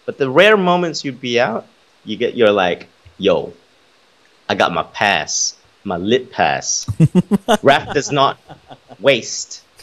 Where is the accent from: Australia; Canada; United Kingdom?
Australia; we are Australian, but mm. we also, you know, we have roots our yeah. parents came here from.